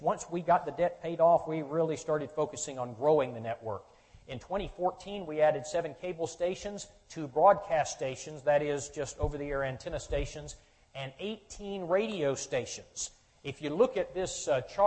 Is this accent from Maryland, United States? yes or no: no; Charleston, South Carolina, United States; moved away as an adult; I'm from the state of South Carolina, born and raised in Charleston